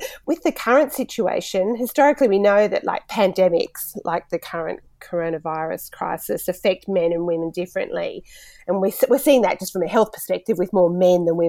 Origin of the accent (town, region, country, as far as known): Australia